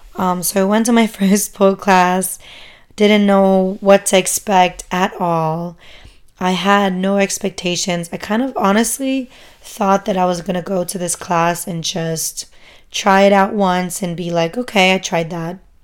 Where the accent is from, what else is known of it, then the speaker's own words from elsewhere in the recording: Germany; moved away as an adult; also born or lived in San Francisco, United States; now in United States; I grew up in Germany, um, as a first generation immigrant. My parents are both Turkish